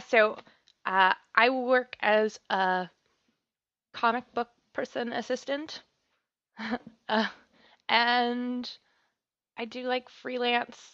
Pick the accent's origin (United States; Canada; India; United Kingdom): Canada